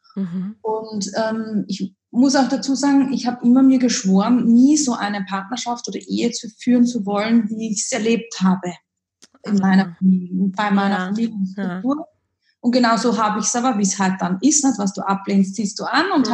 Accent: Upper Austria, Austria; Wie man vielleicht aus meinem Dialekt etwas hören kann, komme ich aus dem Süden, unterhalb von Deutschland, aus Österreich, aus Oberösterreich

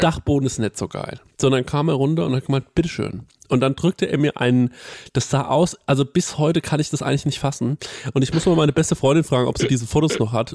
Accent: Goldbach, Bavaria, Germany; ich komme aus Goldbach, das ist ja so ein äh, Vorort von Aschaffenburg

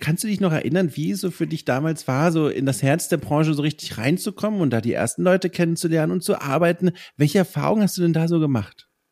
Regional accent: near Würzburg, Bavaria, Germany; an der Uni Würzburg, ganz in der Nähe von mir, wo ich aufgewachsen bin

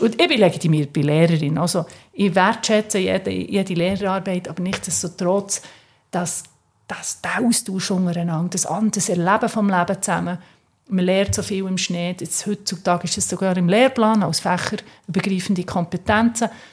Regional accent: Switzerland; als Schweizer Mädchen

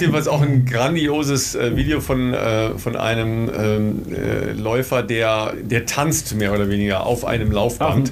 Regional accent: near the Münsterland, North Rhine-Westphalia, Germany; im Münsterland, äh, nicht so weit entfernt von meiner Heimat

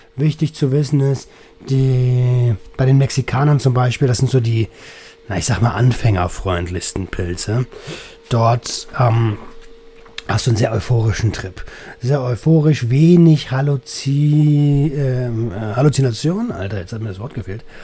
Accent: Velten, Brandenburg, Germany; Ich komme aus der Nähe von Berlin

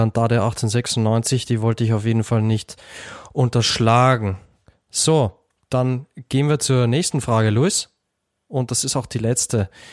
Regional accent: Austria; ich als Österreicher habe mich als Kind eher mit Tom Turbo und der Knickerbockerbande beschäftigt.

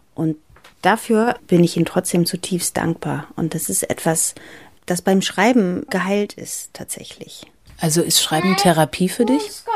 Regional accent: Bremen, Germany; German is a second language; also born or lived in Greece / Athens, Greece; als ich nach Deutschland kam, sind wir damals ins Bremer Viertel Hörn gezogen

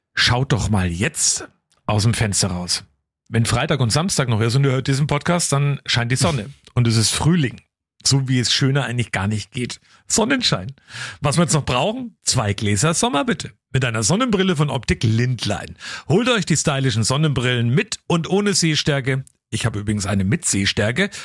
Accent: Coburg, Bavaria, Germany; hier bei uns vor der Haustür in Coburg, also bei mir in meiner Heimat der Keimberger Forst

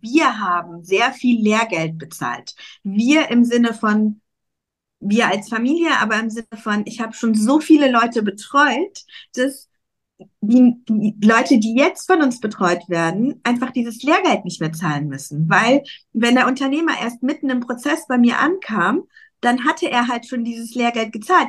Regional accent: Cologne, North Rhine-Westphalia, Germany; moved away as an adult; now in Dubai, United Arab Emirates; ich komme aus Köln

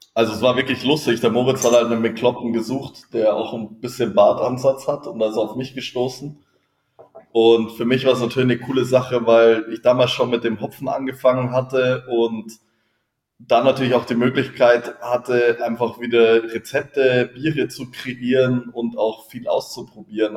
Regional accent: Freising, Bavaria, Germany; ich bin ja, wie gesagt, in Freising aufgewachsen, habe hier gearbeitet, ähm, bin hier zur Schule gegangen, hier studiert

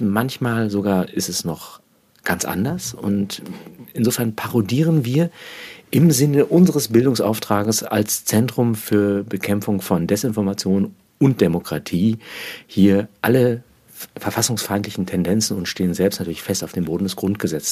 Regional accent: Germany; Also ich bin ja in der Nähe des Ruhrgebietes aufgewachsen

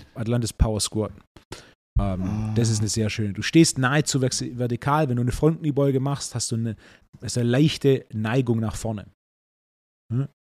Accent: Swabia, Baden-Württemberg, Germany; als echter Schwabe

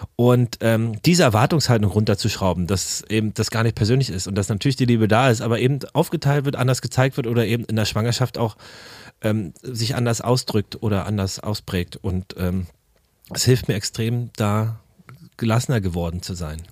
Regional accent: Berlin, Germany; ich bin ja in, in Berlin-Karlshaus aufgewachsen mit, mit den Ostwerten

